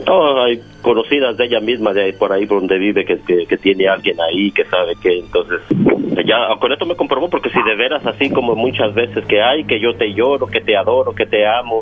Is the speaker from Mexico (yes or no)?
yes; Mexico; yo soy de México